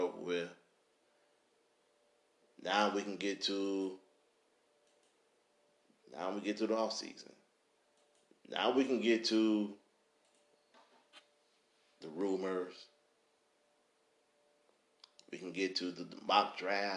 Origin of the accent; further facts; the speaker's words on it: Detroit, Michigan, United States; I'm from Detroit